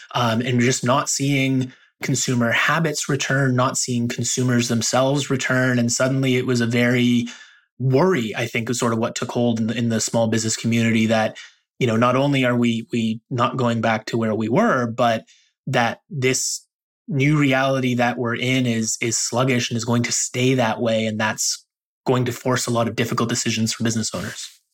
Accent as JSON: {"language": "English", "town": "Toronto", "region": "Ontario", "country": "Canada", "said": "I'm from Toronto"}